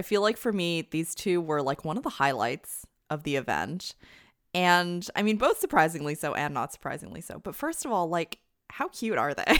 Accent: Canada; now in United States; I'm not American, I'm Canadian, but a Canadian living in the U S

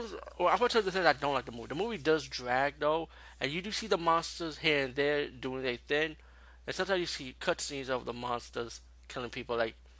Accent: New York City, New York, United States; as being a New Yorker, it's right up my alley.

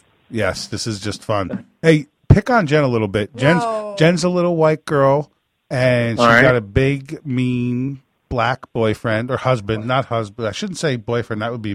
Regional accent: New York, United States; I'm from New York

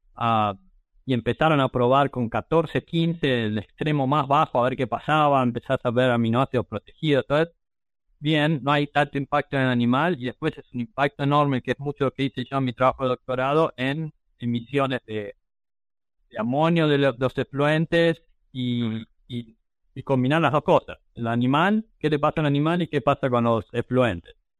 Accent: Argentina; moved away as an adult; also born or lived in Ayacucho, Buenos Aires Province / Wisconsin

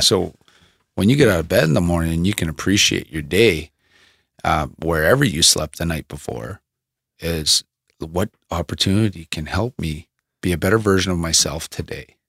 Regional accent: Thunder Bay, Ontario, Canada; moved away as an adult; now in Medicine Hat, Canada; from Thunder Bay, my hometown, that we came from.

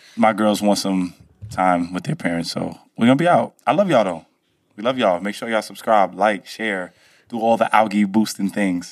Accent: Brooklyn, New York, United States; I'm from Brooklyn

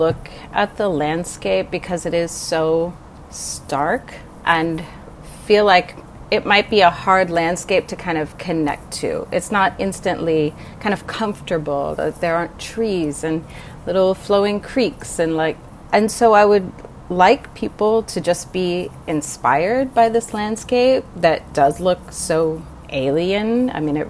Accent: Shenandoah Valley, Virginia, United States; moved away as an adult; now in Los Angeles, United States; I grew up in Virginia, in the very idyllic Shenandoah

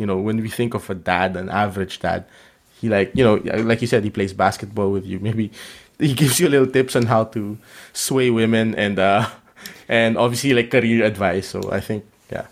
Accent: Philippines; moved away as an adult; also born or lived in Vietnam; I come from the Philippines

